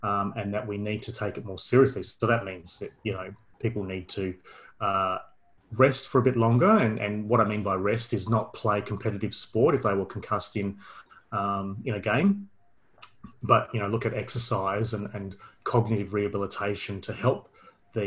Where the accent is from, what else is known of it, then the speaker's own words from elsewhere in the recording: Perth, Western Australia, Australia; moved away as an adult; now in Melbourne, Australia; I'm originally from Perth. Did all my studies in Perth.